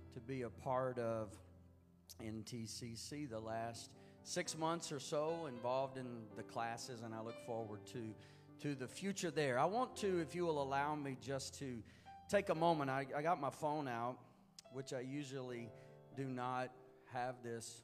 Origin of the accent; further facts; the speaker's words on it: Houston, Texas, United States; I was born and raised in Houston, so I guess that's the Texas stuff coming out